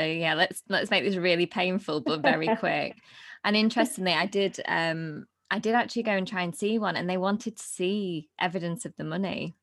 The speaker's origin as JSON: {"language": "English", "town": "Blackpool", "region": "North West England", "country": "United Kingdom", "moved": "yes", "said": "I'm from Blackpool originally"}